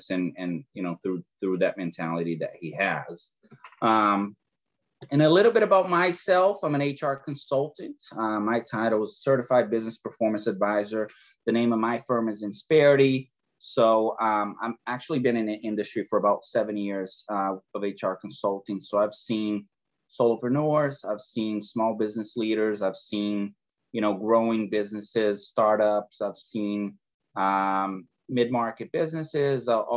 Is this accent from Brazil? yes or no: yes; Brazil; English is a second language; moved away; I'm originally from Brazil, and, you know, I arrived here from a third world country to a first world country without speaking a word of English